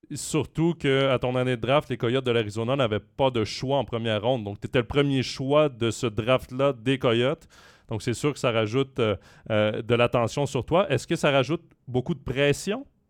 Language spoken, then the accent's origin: French; Quebec, Canada; je suis québécois